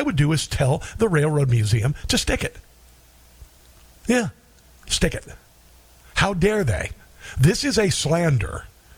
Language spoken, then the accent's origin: English; Omaha, Nebraska, United States; moved away; also born or lived in Neola, Iowa; Welcome, Omaha. My hometown. Grew up in Neola, Iowa. After moving out of Omaha